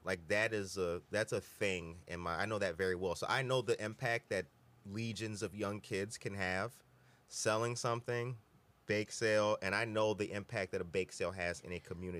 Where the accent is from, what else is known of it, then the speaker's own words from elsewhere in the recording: Harvey, Illinois, United States; I grew up in Harvey, so kind of close to Indiana.